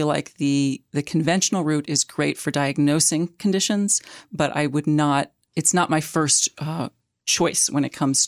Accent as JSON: {"language": "English", "town": "St. Louis", "region": "Missouri", "country": "United States", "tie": "born or raised there", "also_born_or_lived": "New York / New England", "moved": "as an adult", "said": "And the truth is, the fact is actually, I'm a Midwesterner. Mm-hmm. I grew up in St. Louis, but I've lived in the Northeast since I was 18. I went to college at NYU."}